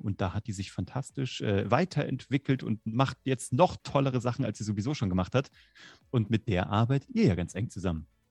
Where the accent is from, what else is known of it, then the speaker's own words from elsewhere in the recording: Kassel, Hesse, Germany; moved away; So, ich komme aus Kassel.